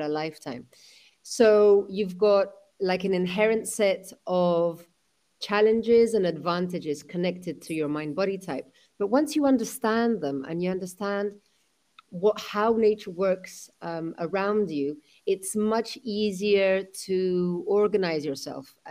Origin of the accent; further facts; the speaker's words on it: London, United Kingdom; my mother is Spanish, my father was from Pakistan, I was born in London